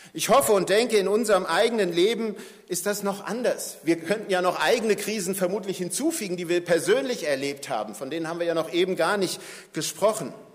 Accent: Germany; wir als Deutsche

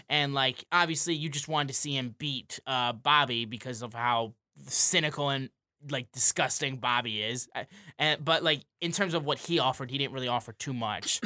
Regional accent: Davison, Michigan, United States; I'm from Davidson, like just outside of Flint

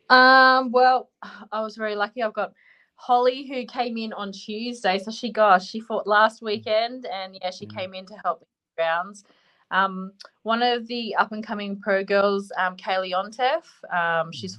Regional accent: Australia; we're both Australian

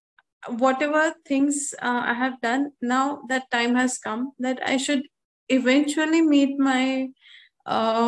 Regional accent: Bangalore, Karnataka, India; I'm from Bangalore, basically

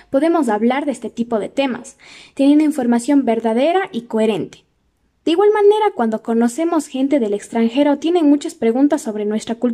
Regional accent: Ecuador; los ecuatorianos sepamos de algunos datos sobre nuestra cultura, así crecemos en conocimientos y somos mejores ecuatorianos.

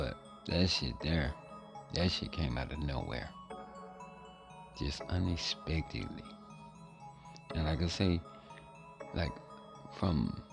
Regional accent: Louisiana, United States; my home state, Louisiana

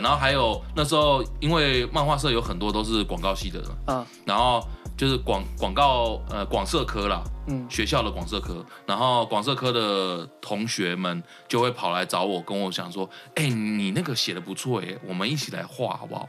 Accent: Taichung, Taiwan; 我也是台中的

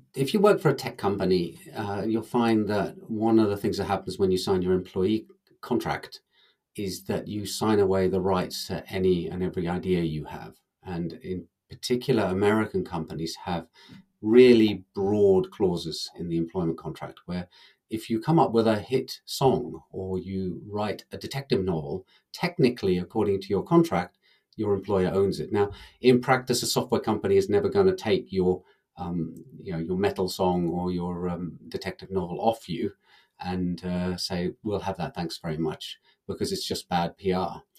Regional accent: England, United Kingdom; now in Finland; I'm actually English

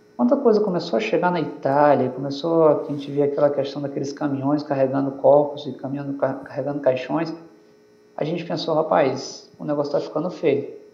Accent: São Luís, Maranhão, Brazil; eu sou de São Luís

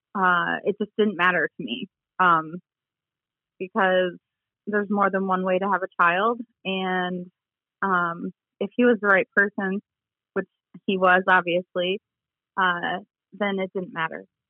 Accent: Sheridan, Michigan, United States; I am originally from kind of the middle of the state um, in a small town called Sheridan

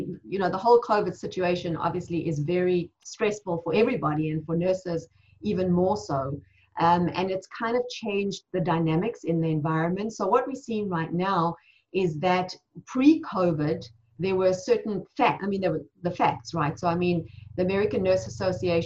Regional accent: South Africa; moved away as an adult; now in United States; I was born and raised in South Africa

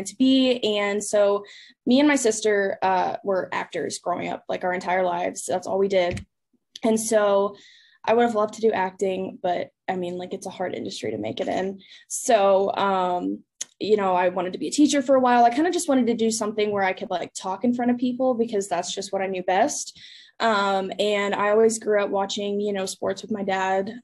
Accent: Dallas, Texas, United States; also born or lived in Fort Worth, Texas; now in Lubbock, United States; I'm from Dallas, Texas, like a suburb in Dallas.

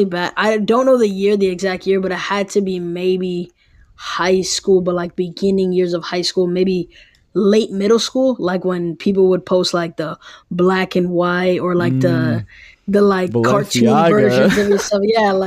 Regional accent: New York City, New York, United States; I'm from New York City, so like going to Valley Forge, being in Phoenixville, Pennsylvania

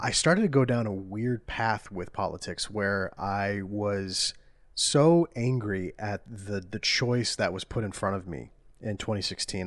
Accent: Iowa, United States; we're from Iowa. It's, it's flyover country

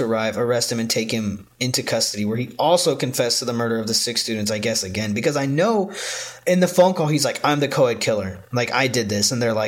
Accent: New York, United States; We're in Colorado. I'm from New York. Like, what the fuck do I do?

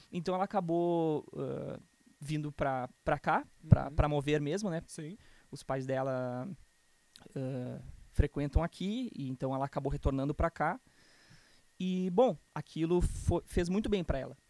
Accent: Canoas, Rio Grande do Sul, Brazil; also born or lived in Porto Alegre / Novo Hamburgo; Eu vim de Porto Alegre, nasci em Porto Alegre, tá? Uh, mas, bom, vivi quase toda a minha vida em Canoas

